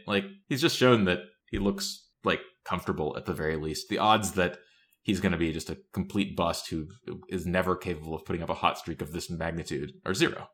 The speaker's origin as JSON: {"language": "English", "region": "Tennessee", "country": "United States", "tie": "born or raised there", "said": "I grew up in Tennessee"}